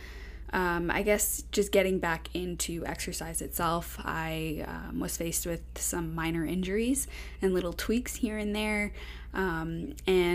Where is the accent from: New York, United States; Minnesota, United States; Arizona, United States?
New York, United States; Long Island; also born or lived in Florida; now in Las Vegas, United States; I grew up on Long Island